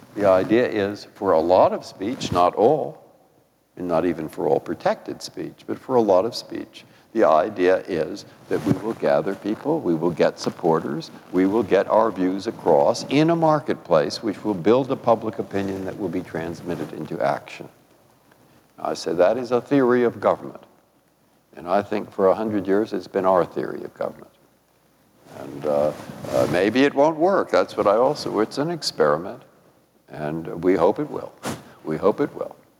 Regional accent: San Francisco, California, United States; also born or lived in Boston; now in Washington, United States; I grew up in San Francisco

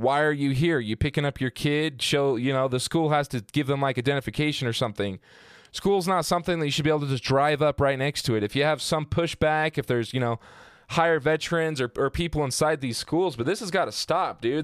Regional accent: Southern Utah, United States; growing up in Southern Utah

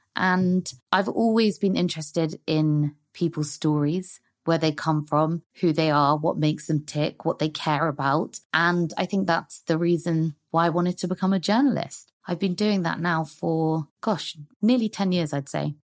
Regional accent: London, United Kingdom; also born or lived in Hong Kong; I've lived most of my life in London. I was born in Hong Kong

